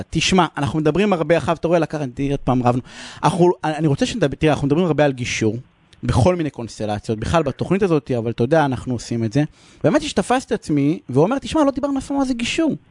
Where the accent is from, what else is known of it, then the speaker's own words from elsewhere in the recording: Beersheba, Southern District, Israel; הילה, את מתארת את הילדות שלי בבאר שבע, תמיד כן.